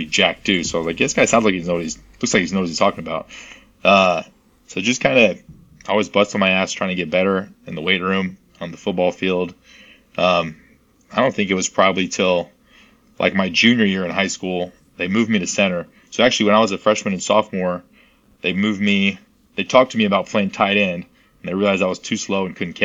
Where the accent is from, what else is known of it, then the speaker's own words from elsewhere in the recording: Buda, Texas, United States; moved away as an adult; now in Southern California, United States; I'm from Texas, just like you, small town, Buda, Texas, outside of Austin